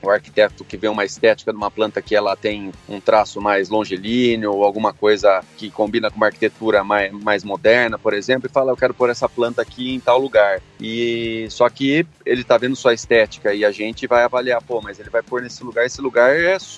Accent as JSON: {"language": "Portuguese", "town": "Campinas", "region": "São Paulo", "country": "Brazil", "tie": "born or raised there", "also_born_or_lived": "Três Lagoas", "said": "O Paulo, eu sou nascido aqui em Campinas, morei sete anos em Três Lagoas, onde meu pai teve um, umas atividades agrícolas lá também."}